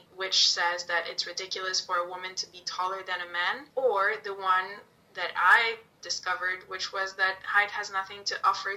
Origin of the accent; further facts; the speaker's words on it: Italy; moved away; me growing up in Italy